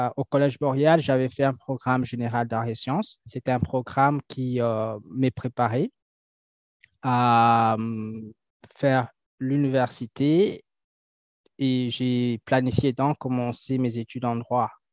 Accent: Kinshasa, DR Congo; moved away as an adult; now in Canada; je suis natif de Kinshasa, donc je suis né à Kinshasa. Et je suis arrivé ici au Canada pour étudier

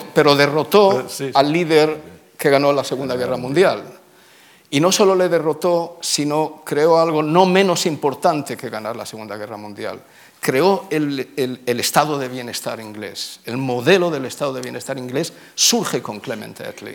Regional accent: Tangier, Tanger-Tetouan-Al Hoceima, Morocco; also born or lived in Oxford; now in Israel; yo nací, nací en Tánger

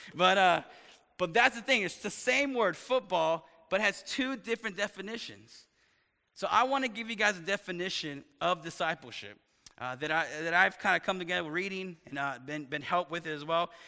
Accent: East Texas, United States; moved away as an adult; also born or lived in upstate New York; I was raised in East Texas

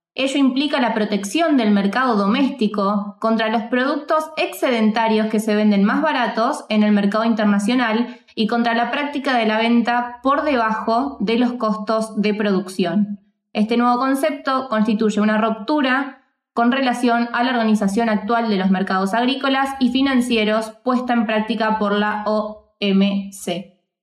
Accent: Argentina; also born or lived in Mexico; nosotros en Argentina

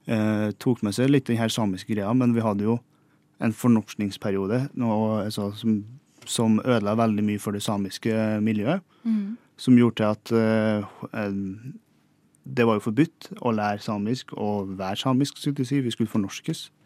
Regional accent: Singsås, Trøndelag, Norway; Nei, jeg kommer fra en liten bygd som heter for eh, Singsås i Trøndelag. Eh, og så er jeg 28 år på mars blir. 7. mars. Uh, oppvokst eh, der. Jeg har skilte foreldre, så jeg har bodd litt i Trondheim og litt uh, oppe i Singsås

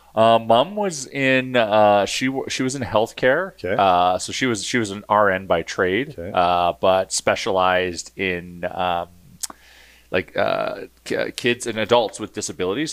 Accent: Edmonton, Alberta, Canada; Born and raised in Edmonton.

